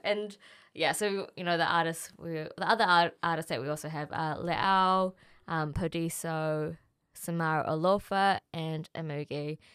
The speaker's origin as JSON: {"language": "English", "region": "Auckland", "country": "New Zealand", "tie": "born or raised there", "said": "I grew up in Auckland, born here, born and raised."}